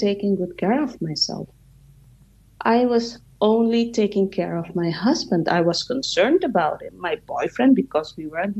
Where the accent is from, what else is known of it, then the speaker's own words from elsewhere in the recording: Suriname; moved away; my home country in Suriname, South America